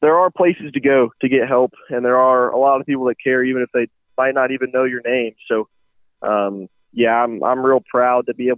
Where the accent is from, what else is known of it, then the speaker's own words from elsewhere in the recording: Daytona Beach, Florida, United States; my hometown of Daytona Beach